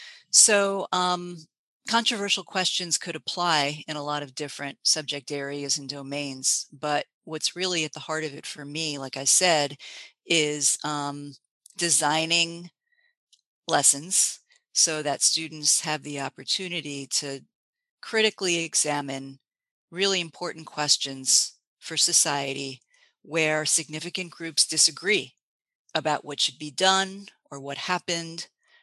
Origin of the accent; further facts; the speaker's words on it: Boston, Massachusetts, United States; now in San Francisco, United States; I came from the Boston area.